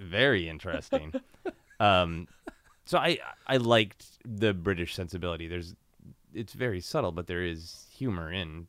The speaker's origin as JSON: {"language": "English", "town": "Brainerd", "region": "Minnesota", "country": "United States", "tie": "born there", "said": "I was born in Brainerd, which is"}